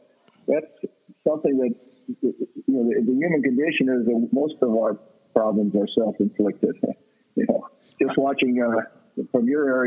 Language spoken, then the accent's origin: English; Nebraska, United States; also born or lived in Texas; now in Reno, United States; I live in Reno, Nevada right now. I'm a Nebraskan and a Texan.